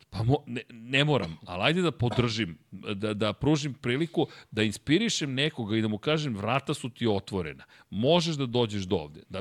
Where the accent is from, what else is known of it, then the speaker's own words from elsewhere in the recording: Serbia; Dakle, mi dolazimo iz Srbije, sa Balkana.